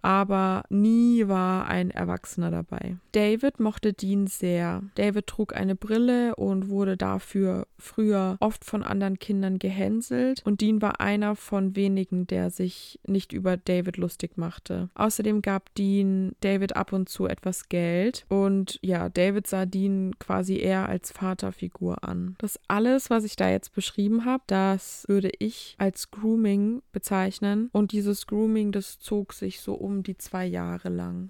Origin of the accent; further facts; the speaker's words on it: Germany; bei uns in Deutschland